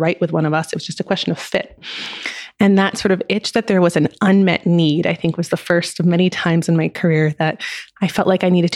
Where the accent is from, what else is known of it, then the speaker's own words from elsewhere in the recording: France; I grew up in France